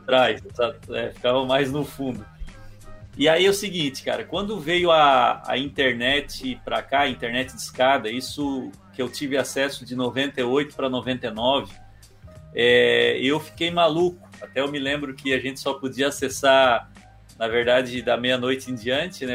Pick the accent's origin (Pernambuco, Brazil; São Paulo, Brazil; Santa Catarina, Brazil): Santa Catarina, Brazil; Criciúma; also born or lived in Balneário Rincão; eu sou de Criciúma, porém a minha mãe é de lá e, e eu cresci, a é, parte da família da minha mãe é do Rincão, e eu cresci com meus primos Cresci é modo de dizer, eu sempre morei em Criciúma